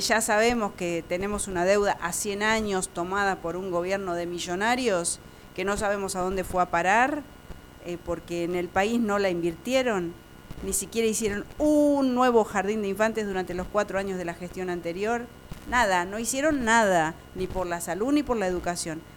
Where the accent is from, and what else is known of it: Argentina